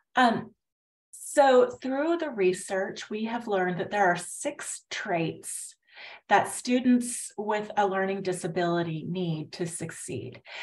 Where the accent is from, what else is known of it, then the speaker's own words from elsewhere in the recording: Indiana, United States; now in Houston, United States; I grew up in Indiana. Um, uh, kind of near Chicago, but in Indiana